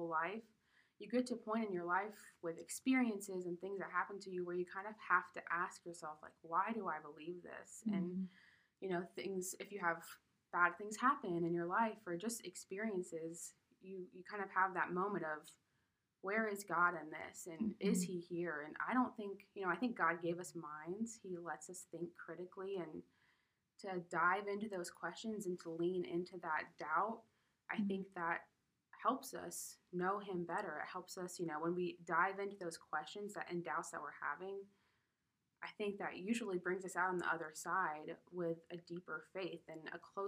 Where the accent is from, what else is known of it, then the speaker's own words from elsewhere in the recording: Colorado, United States; I'm from Colorado